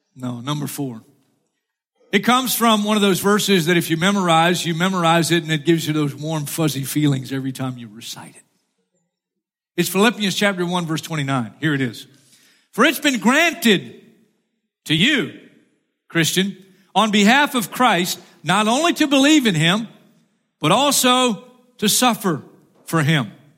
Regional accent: Florida, United States; I'm from Florida

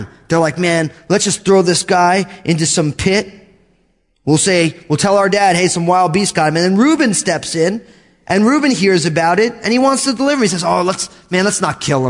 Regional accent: New Jersey, United States; born or raised there

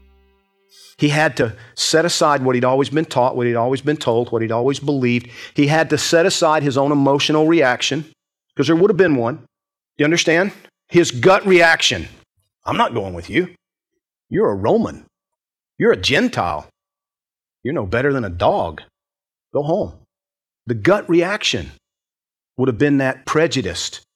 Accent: Georgia, United States; I grew up in Georgia

